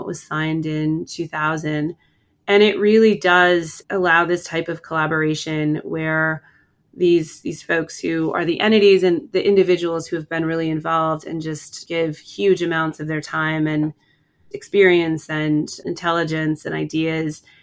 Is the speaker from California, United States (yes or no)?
no; Bridger, Montana, United States; I grew up on a ranch in Bridger